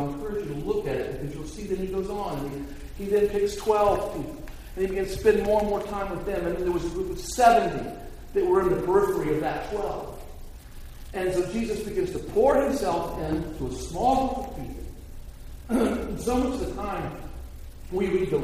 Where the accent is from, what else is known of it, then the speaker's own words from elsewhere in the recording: United States; for me as an American